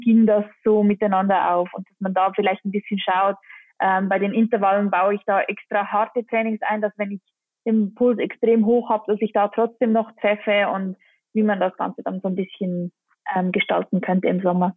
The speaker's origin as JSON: {"language": "German", "town": "Engelberg", "region": "Obwalden", "country": "Switzerland", "tie": "born or raised there", "said": "in Engelberg, in meinem Heimatort"}